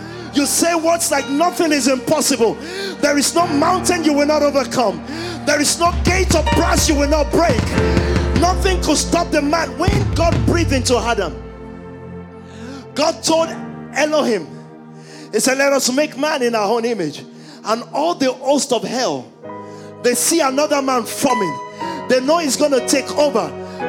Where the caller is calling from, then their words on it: London, United Kingdom; I'm speaking from London. I know the demons we fought here.